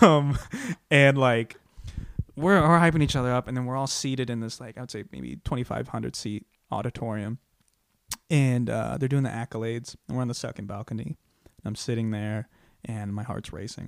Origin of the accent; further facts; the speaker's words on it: Iowa, United States; now in Los Angeles, United States; I'm from Iowa